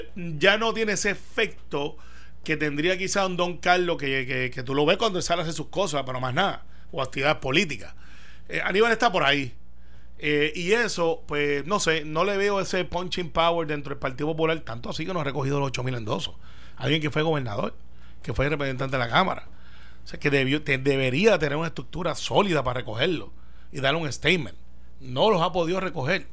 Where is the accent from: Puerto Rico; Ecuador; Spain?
Puerto Rico; como yo creo que queremos ser la inmensa mayoría de los puertorriqueños